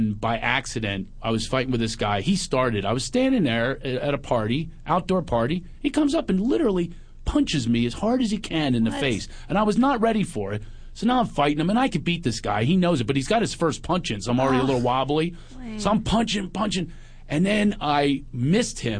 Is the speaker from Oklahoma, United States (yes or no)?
no; Philadelphia, Pennsylvania, United States; moved away; also born or lived in West Hollywood; I'm from Philly